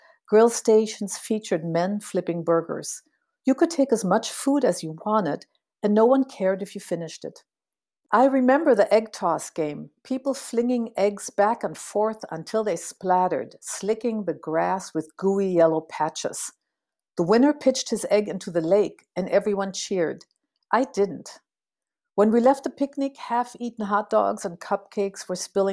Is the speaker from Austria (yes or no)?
no; Berlin, Germany; moved away; also born or lived in St. Paul, Minnesota, United States; Growing up in Berlin in the long shadow of World War II